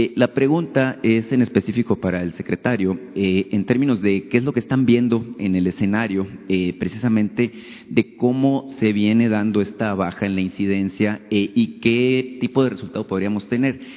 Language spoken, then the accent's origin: Spanish; Sonora, Mexico; yo soy de Sonora